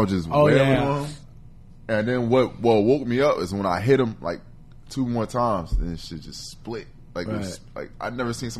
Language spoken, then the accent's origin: English; East Orange, New Jersey, United States; in Jersey City and I was raised in Northeast Orange.